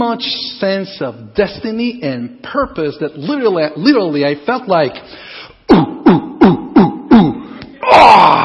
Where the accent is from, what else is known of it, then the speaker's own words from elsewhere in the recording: Guatemala; moved away as an adult; also born or lived in Costa Rica; I was born in Guatemala